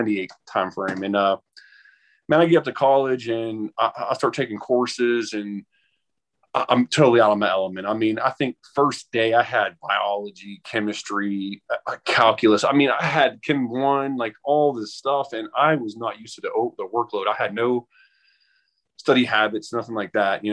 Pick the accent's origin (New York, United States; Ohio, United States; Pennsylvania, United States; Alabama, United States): Ohio, United States; Steubenville; moved away as an adult; I was born and raised in Steubenville, Ohio.